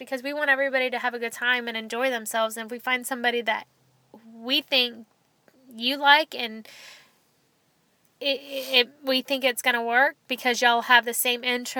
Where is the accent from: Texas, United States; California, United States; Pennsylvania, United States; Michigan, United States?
Texas, United States; Dallas; We don't live in Dallas. We're from Dallas.